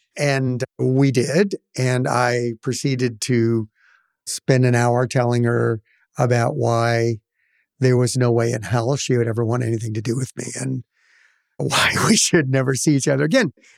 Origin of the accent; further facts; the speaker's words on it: Central Valley of California, United States; moved away as an adult; now in Oregon, United States; I was born and raised in the Central Valley of California, and I was back in Bakersfield